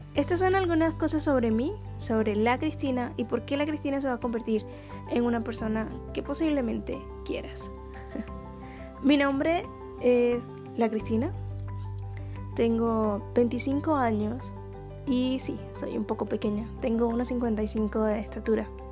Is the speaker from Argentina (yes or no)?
no; Caribbean Region, Colombia; first language Spanish; also born or lived in Barranquilla; soy del Caribe colombiano, soy colombiana